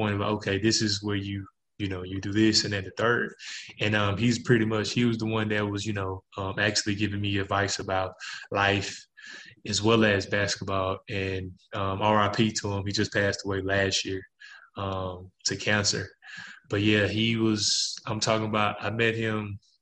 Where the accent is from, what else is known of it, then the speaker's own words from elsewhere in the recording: Jackson, Mississippi, United States; my hometown, Jackson, Mississippi